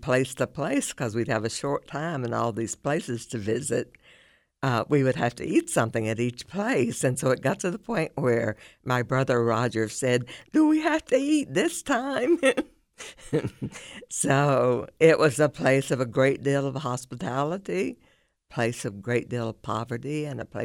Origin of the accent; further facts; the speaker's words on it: Kentucky, United States; also born or lived in West Virginia / Florida; I am from Eastern Kentucky, and it's always meant a great deal to me. And I moved around a lot.